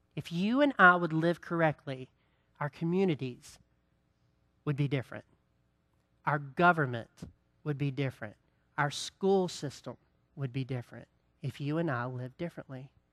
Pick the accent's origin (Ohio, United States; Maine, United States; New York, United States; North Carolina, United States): North Carolina, United States; Greensboro; I grew up in Greensboro